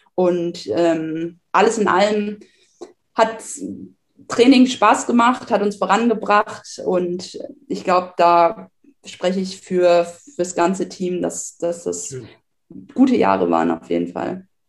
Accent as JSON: {"language": "German", "town": "Buxtehude", "region": "Lower Saxony", "country": "Germany", "tie": "born or raised there", "moved": "yes", "said": "ich komme aus Buxtehude"}